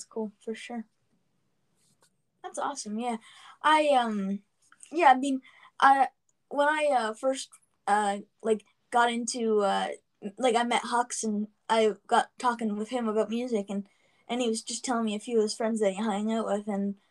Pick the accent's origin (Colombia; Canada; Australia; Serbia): Canada; my mom's from Scotland fully, and I'm Canadian and Scottish